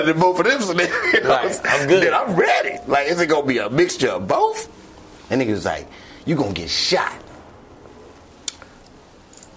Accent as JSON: {"language": "English", "town": "Chicago", "region": "Illinois", "country": "United States", "said": "I'm from Chicago"}